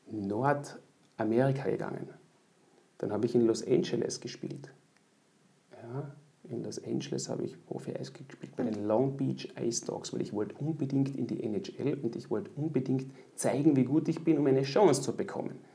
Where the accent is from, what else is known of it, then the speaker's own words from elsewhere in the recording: Austria; als Österreicher nach Deutschland gehen und ich war dann doch noch, äh, so richtig erwachsen war ich eigentlich noch gar nicht. Und das war auch die Zeit, wo es nicht so üblich war, als Österreicher im Ausland äh, einen Job zu kriegen als Eishockeyspieler.